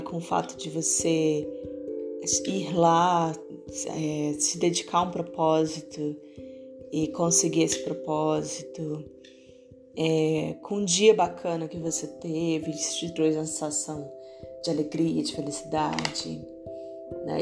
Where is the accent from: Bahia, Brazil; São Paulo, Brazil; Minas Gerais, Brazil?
Bahia, Brazil; Barreiras; na minha cidade natal, que é onde eu tô, Barreiras, Bahia